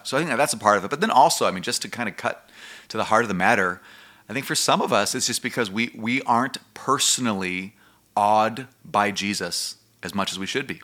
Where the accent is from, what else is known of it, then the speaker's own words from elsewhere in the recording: United States; as American Christians and what we've grown up